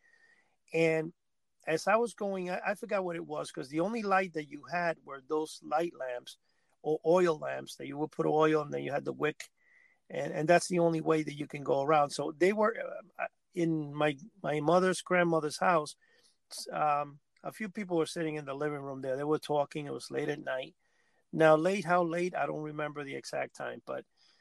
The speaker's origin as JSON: {"language": "English", "town": "New York City", "region": "New York", "country": "United States", "tie": "born or raised there", "also_born_or_lived": "Cuba / New Jersey", "said": "I came to live in New York City"}